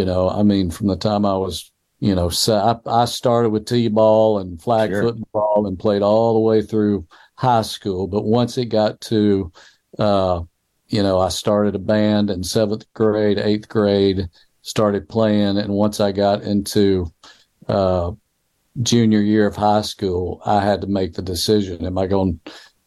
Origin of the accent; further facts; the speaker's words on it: Clinton, Mississippi, United States; also born or lived in Meridian, Mississippi; the high school at Clinton High School, where I was at that time, because I moved from Meridian to Clinton about the time I was three